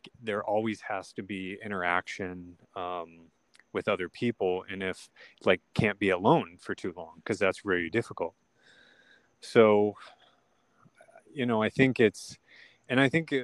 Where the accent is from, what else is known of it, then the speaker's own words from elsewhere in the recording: Sioux City, Iowa, United States; I was born in Sioux City, Iowa.